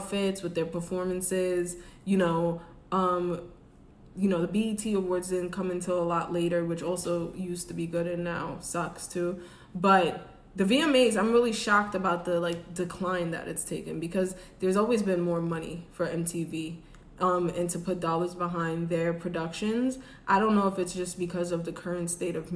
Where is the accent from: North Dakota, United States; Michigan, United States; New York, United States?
New York, United States; New York City; now in Atlanta, United States; I'm from New York City.